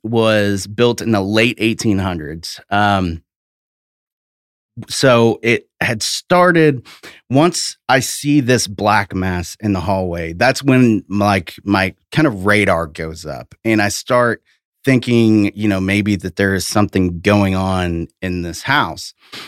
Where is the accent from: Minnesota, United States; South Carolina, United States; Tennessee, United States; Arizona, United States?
Tennessee, United States; But yeah, I'm from East Tennessee originally.